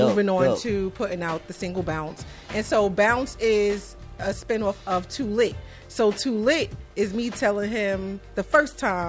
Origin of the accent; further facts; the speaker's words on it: New York City, New York, United States; I'm from Brooklyn.